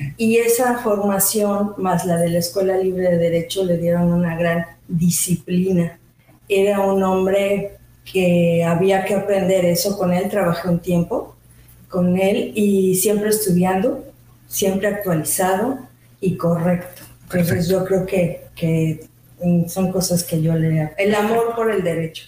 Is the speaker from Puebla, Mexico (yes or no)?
no; Mexico City, Mexico; moved away as an adult; also born or lived in Switzerland; now in Mérida, Mexico; yo soy mexicana, originalmente de la Ciudad de México, nací hace unos 50 y algo de años.